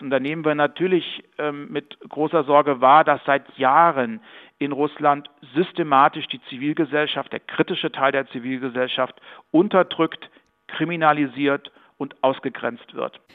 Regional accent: Bad Hersfeld, Hesse, Germany; in meiner Heimatstadt Bad Hersfeld

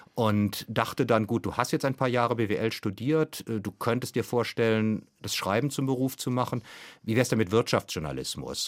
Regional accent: Germany; konkret als Deutscher

